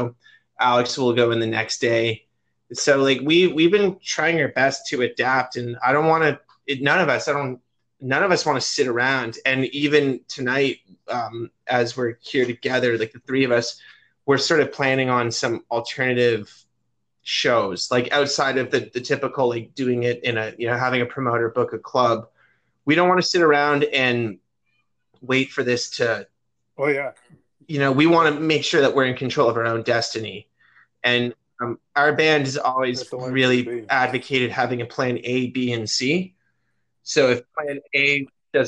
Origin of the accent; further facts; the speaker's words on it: Canada; I grew up watching in Canada, our version of MTV is called Much Music.